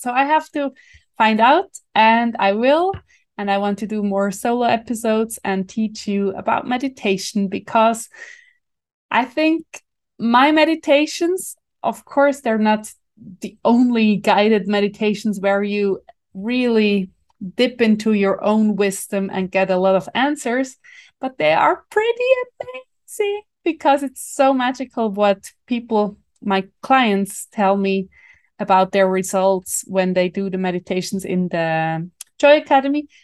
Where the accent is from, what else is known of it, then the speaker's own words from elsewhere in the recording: Switzerland; accent: Swiss German; first language Swiss German; English is a second language; my mother tongue, in my heart. language, Swiss German.